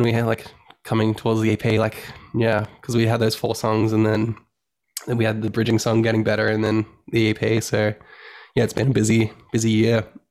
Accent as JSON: {"language": "English", "town": "Sunshine Coast", "region": "Queensland", "country": "Australia", "lives_now": "Brisbane, Australia", "said": "I'm originally from the Sunshine Coast, which is um, we're from Australia. Um, in Queensland, Australia is the state"}